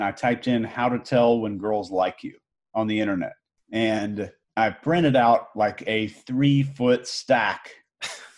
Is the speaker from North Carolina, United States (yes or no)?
no; Houston, Texas, United States; also born or lived in Arkansas; I was born in Arkansas, believe it or not, and grew up in Houston, Texas as a kind of a country boy